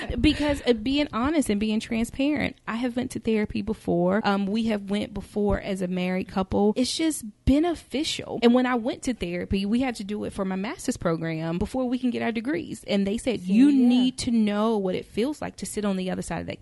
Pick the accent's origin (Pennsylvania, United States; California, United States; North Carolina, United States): North Carolina, United States; Charlotte; I grew up in Charlotte, North Carolina, you know, Bible Belt, Christian girl